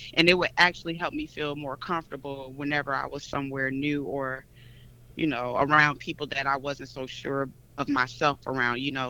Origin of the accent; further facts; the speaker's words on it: Chicago, Illinois, United States; moved away as an adult; now in Atlanta, United States; I'm originally from Chicago, Illinois, Ooh, but oh, I've been living in Atlanta for about I want to say about 17 years now